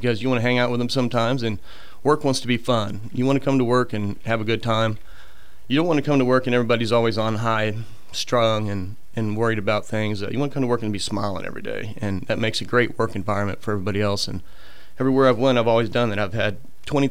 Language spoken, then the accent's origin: English; Kansas City, Missouri, United States; moved away as an adult; now in Gulf Shores, United States; Born and raised in Kansas City, Missouri